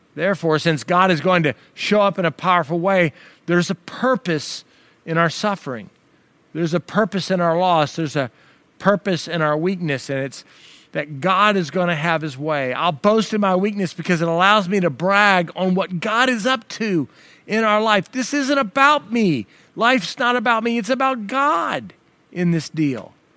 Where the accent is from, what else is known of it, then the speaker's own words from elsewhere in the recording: United States; as an American